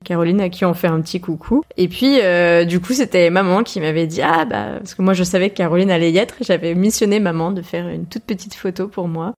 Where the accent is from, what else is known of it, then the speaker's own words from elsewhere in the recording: Lyon and the Centre-East, Centre-Est, France; moved away; Lyon et du Centre-Est, euh, du coup, c'est la première fois qu'on en parle sur le podcast, alors que c'est quand même ma région d'origine